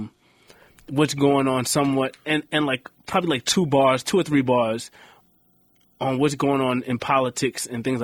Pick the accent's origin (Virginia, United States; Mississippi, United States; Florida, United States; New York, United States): New York, United States; New York City; also born or lived in East Elmhurst, Queens / Jackson Heights, Queens; I was born and raised in South Jamaica, Queens